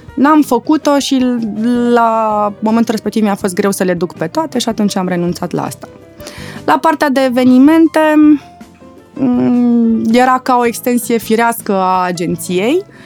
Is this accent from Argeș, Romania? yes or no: yes; Pitești, Argeș, Romania; Eu fiind provincială, eu sunt din Pitești